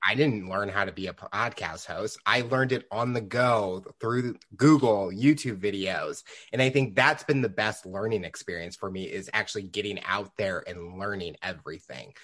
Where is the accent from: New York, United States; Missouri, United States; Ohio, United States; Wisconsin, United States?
Missouri, United States; St. Louis; I'm from Saint Louis and living there all my life